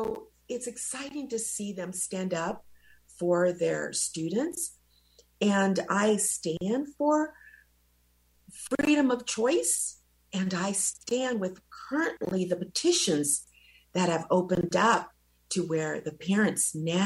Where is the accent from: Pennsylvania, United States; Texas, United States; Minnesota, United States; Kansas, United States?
Kansas, United States; Wichita; English is a second language; moved away; also born or lived in El Salvador; I flew into Wichita, Kansas, and I went to a red little schoolhouse, and I learned English in 6 months